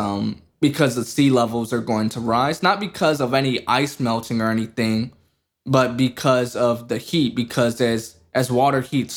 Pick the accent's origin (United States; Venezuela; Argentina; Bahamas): United States; You can't fault me for being American.